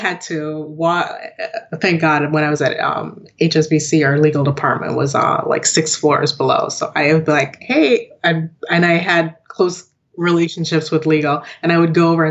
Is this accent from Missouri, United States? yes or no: no; Lockport, New York, United States; also born or lived in Jamaica; I grew up in Lockport, New York. Okay. It's about 30 minutes from Buffalo